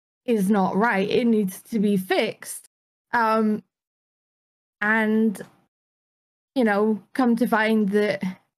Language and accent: English; Dundee, Scotland, United Kingdom; I'm from Scotland. I'm from a town in Scotland, or a city in Scotland called Dundee